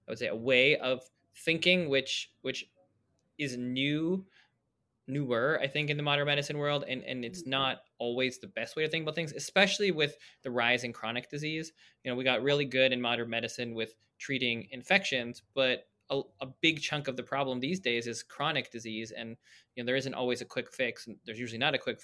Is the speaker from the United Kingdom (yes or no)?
no; Toronto, Ontario, Canada; I grew up in Toronto